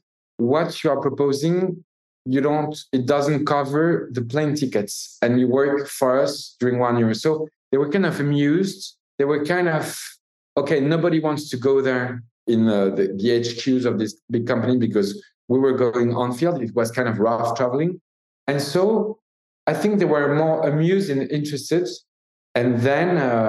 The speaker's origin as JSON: {"language": "English", "town": "Paris", "region": "Île-de-France", "country": "France", "said": "we're from Paris. We are kind of city guys"}